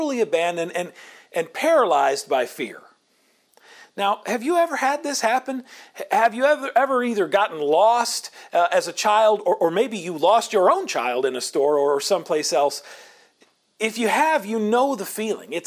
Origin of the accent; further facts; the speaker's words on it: Indianola, Iowa, United States; growing up in Indianola, Iowa